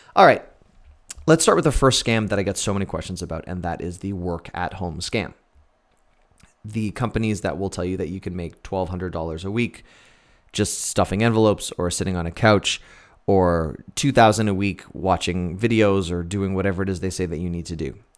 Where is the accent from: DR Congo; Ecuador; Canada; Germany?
Canada; also born or lived in Fargo, North Dakota / Buffalo, New York; as a Canadian, I, I have healthcare in Canada.